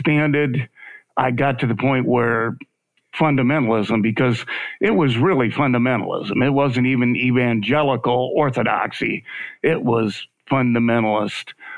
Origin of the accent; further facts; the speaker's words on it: Michigan, United States; also born or lived in Arizona / California; now in Memphis, United States; I was raised in Michigan, and I left Michigan in the 70s.